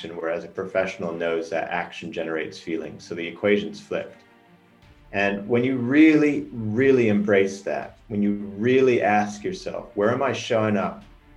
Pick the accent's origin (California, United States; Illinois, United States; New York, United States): Illinois, United States; Chicago; moved away as an adult; also born or lived in Norway; now in London, United Kingdom; grew up in Chicago for the most part